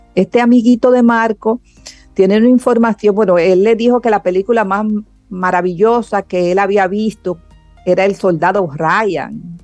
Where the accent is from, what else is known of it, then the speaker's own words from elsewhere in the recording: Dominican Republic; nosotros como cultura dominicana